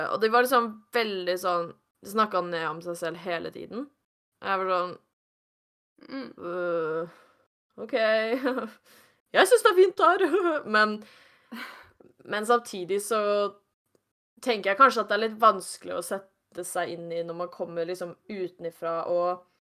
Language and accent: Norwegian; Norway; jeg kommer fra Norge